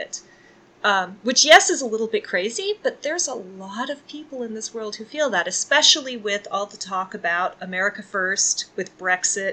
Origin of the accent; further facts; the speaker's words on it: Texas, United States; moved away; also born or lived in Michigan; I am a Southern lady, and I grew up in Texas